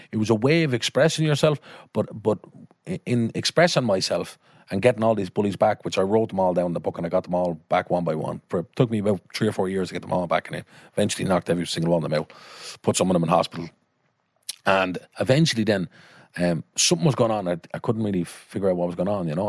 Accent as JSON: {"language": "English", "town": "Dublin", "region": "Leinster", "country": "Ireland", "tie": "born or raised there", "also_born_or_lived": "King's Cross, London, England", "said": "born there in King's Cross, came back at eleven months and living in and around kind of Cool Loch, North Dublin, all my life, Darndale, Belcamp"}